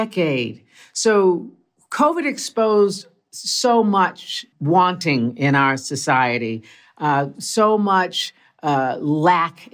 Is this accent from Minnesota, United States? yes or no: no; Tulsa, Oklahoma, United States; I'm from Tulsa and my mom's people are from Texas.